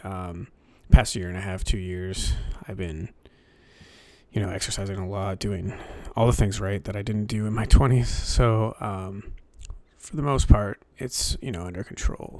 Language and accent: English; New Hampshire, United States; I grew up in New Hampshire, so, um, there's not a lot to do up here